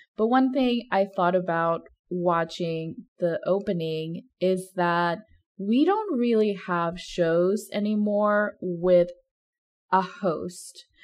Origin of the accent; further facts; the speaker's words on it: Mexico; moved away; I grew up in Mexico